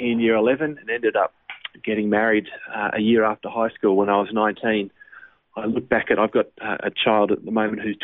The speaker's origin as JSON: {"language": "English", "town": "Berry", "region": "New South Wales", "country": "Australia", "tie": "born or raised there", "also_born_or_lived": "Sydney / Nowra", "said": "raised in the South Coast on a little town called Berry in the Shoalhaven"}